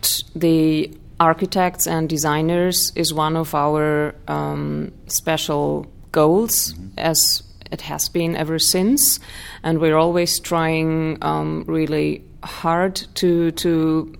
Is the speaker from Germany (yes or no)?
yes; Germany; I was born and raised in Germany